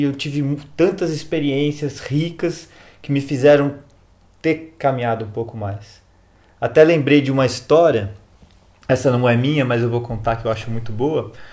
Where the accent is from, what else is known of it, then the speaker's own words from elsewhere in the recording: Jundiaí, São Paulo, Brazil; Que eu sou de Jundiaí também, uma terra muito boa